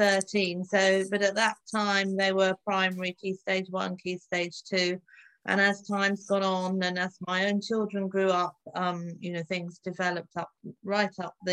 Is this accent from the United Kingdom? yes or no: yes; London, United Kingdom; also born or lived in Oxford; I grew up in the suburbs of London, so not very exciting